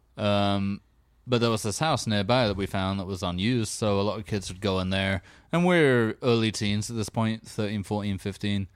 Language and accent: English; England, United Kingdom; growing up in England